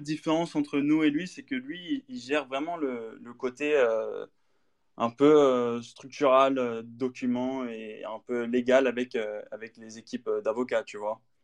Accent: Paris, Île-de-France, France; also born or lived in United Kingdom; français, français. Je suis né à Paris, en fait, mais ma mère, est américaine

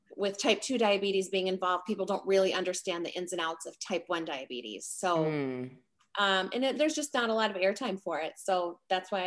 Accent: South Dakota, United States; I come from South Dakota. So for a South Dakota kid to get on the national scene for tennis

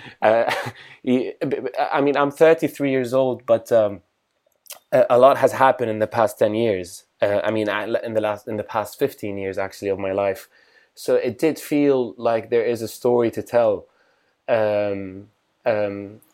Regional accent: Damascus, Damascus Governorate, Syria; moved away as an adult; now in London, United Kingdom; I'm from Damascus, Syria. I live in London

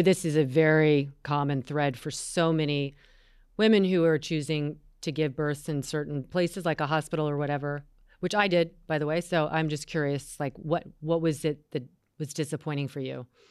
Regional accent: North Carolina, United States; my home state, North Carolina

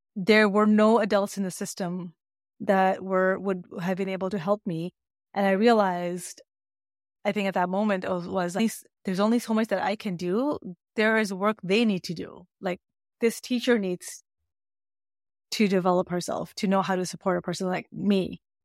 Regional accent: Canada; And I grew up in Canada, by the way, so this is Canadian education system.

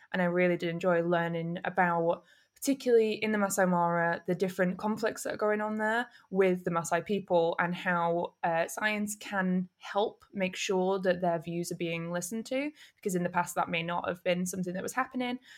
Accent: Manchester, North West England, United Kingdom; moved away as an adult; also born or lived in Camden, London / Nagasaki; now in London, United Kingdom; I'm from North Manchester

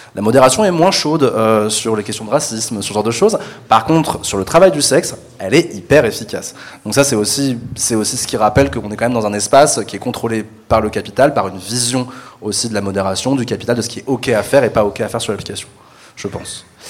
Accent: Paris, Île-de-France, France; je suis parisien euh, de naissance.

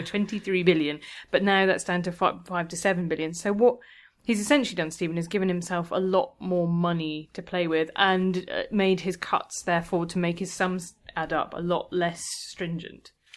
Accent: London, United Kingdom; as a Londoner

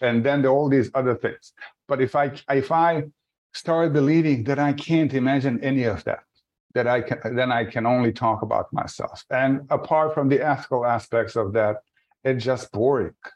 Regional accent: Sarajevo, Federation of Bosnia and Herzegovina, Bosnia & Herzegovina; English is a second language; moved away as an adult; now in United States; I was born and raised in Sarajevo, in Bosnia and Herzegovina

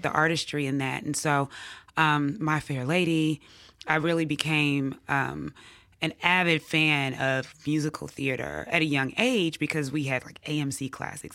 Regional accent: Jackson, Mississippi, United States; also born or lived in Atlanta / Oxford, Mississippi; I grew up here in Jackson, Mississippi

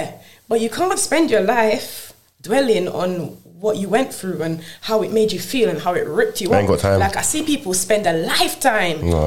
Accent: Jamaica; I was born in Jamaica.

